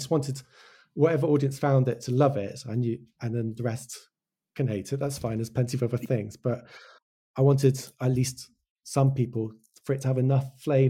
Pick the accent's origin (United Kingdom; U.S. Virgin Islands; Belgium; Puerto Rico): United Kingdom; Wales; accent: English; now in England; my brother was born in Wales. I grew up in Wales. And it's like, I studied in Hull. I now live in England. And I don't have an English, I have an English accent, but I don't have a Welsh accent.